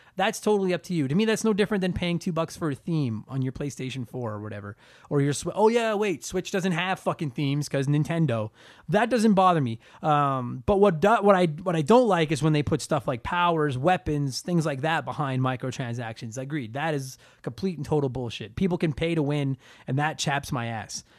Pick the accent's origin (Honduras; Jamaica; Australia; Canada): Canada; I'm a Canadian comedian